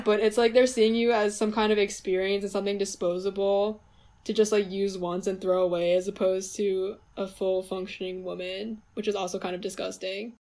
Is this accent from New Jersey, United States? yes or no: yes; New Jersey, United States; I am Chinese and I'm from New Jersey. So, growing up, I was in a pretty white dominated uh, suburban environment.